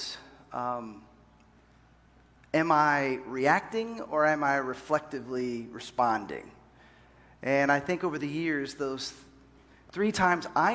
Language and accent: English; Dallas, Texas, United States; moved away as an adult; also born or lived in Seattle / Los Angeles; I grew up in Dallas, Fort Worth, but moved to Seattle after college, and then we were in Los Angeles.